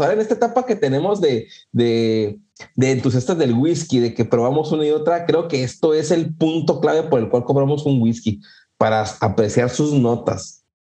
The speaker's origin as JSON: {"language": "Spanish", "region": "northern Mexico", "country": "Mexico", "said": "soy del norte y del norte desértico"}